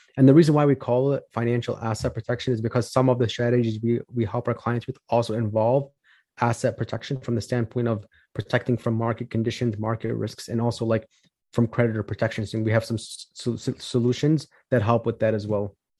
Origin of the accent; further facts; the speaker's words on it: Chicago, Illinois, United States; I'm from Chicago, Illinois, born and raised